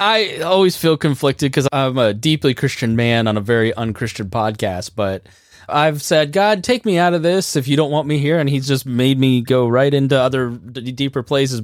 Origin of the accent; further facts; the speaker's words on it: Plainfield, Indiana, United States; my hometown of Plainfield, Indiana